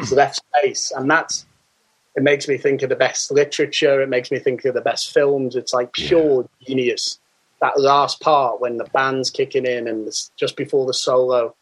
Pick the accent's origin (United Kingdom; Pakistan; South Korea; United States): United Kingdom; Liverpool, North West England; now in London, United Kingdom; I'm from Liverpool